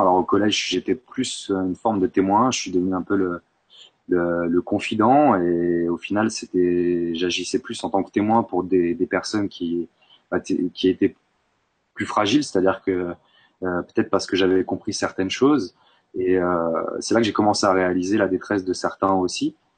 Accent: Bourg-Saint-Maurice, Auvergne-Rhône-Alpes, France; also born or lived in Grenoble; j'étais au collège à Bourg-Saint-Maurice, même si je suis né à Grenoble. Euh, mes parents sont, sont, venus en Savoie, j'avais 7 ans

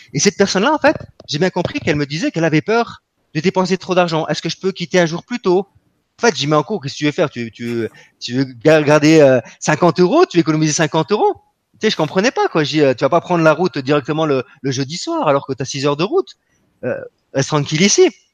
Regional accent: France; nous nous sommes des Français

